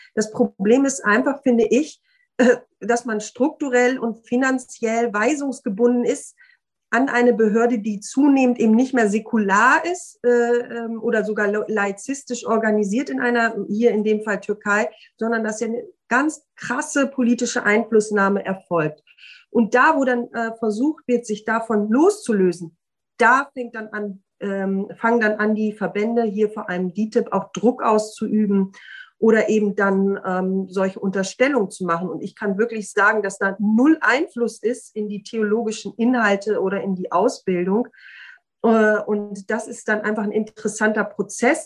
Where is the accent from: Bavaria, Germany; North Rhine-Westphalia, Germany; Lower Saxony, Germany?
Lower Saxony, Germany; Osnabrück; in meiner Heimatstadt äh, Osnabrück